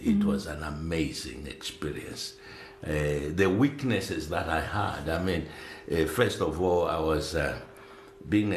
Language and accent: English; Zambia; we ended up growing up in Zambia